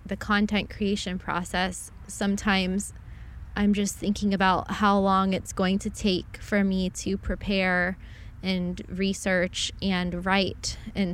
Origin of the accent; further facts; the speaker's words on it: Southeast Florida, United States; I'm from Florida. I grew up here